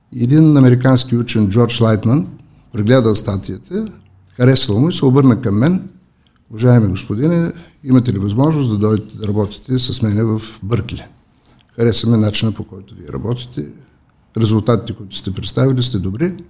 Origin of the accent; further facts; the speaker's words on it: Elhovo, Yambol Province, Bulgaria; moved away as an adult; also born or lived in Sofia; Нека да започна с моят роден град. Аз съм роден в Елхово.